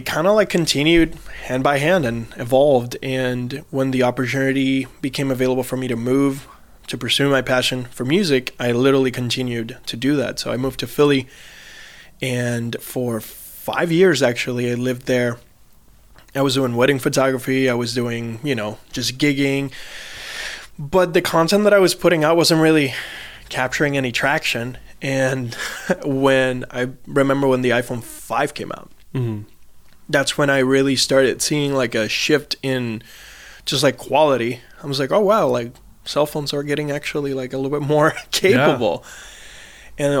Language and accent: English; San Juan, Puerto Rico; moved away as an adult; also born or lived in US mainland; now in United States; I'm originally from San Juan, Puerto Rico, mm-hmm. born and raised. And then when I was 19, I transitioned and I moved out to the mainland